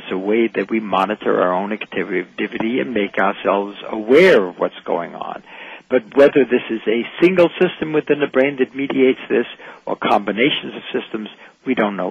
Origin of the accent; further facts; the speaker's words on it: Vienna, Austria; I'm from Vienna